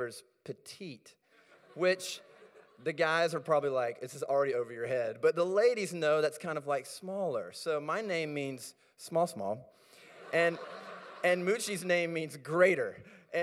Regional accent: South Carolina, United States; moved away as an adult; now in Minneapolis, United States; I grew up in South Carolina, moved up to Minneapolis in 2003, and so I feel very Minnesotan

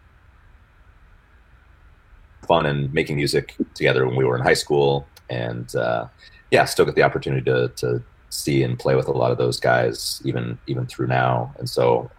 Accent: Spokane, Washington, United States; moved away as an adult; also born or lived in Rochester, New York; now in Fayetteville, United States; I'm from Spokane, Washington, originally. And that was kind of where I got my musical start

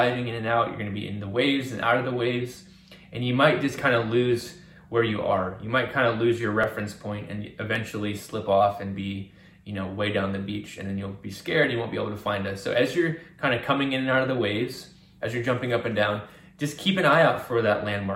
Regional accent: Virginia, United States; I grew up on the East Coast. I grew up in Virginia near the Atlantic Ocean.

